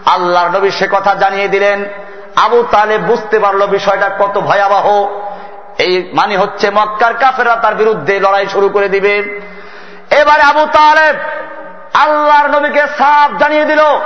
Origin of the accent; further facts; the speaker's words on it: Barisal, Barisal Division, Bangladesh; আমার বাড়ি বরিশালে